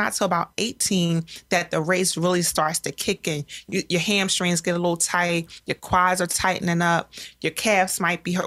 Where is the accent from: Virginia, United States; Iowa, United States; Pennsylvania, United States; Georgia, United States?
Pennsylvania, United States; Philadelphia; I'm a Philadelphian and have run those streets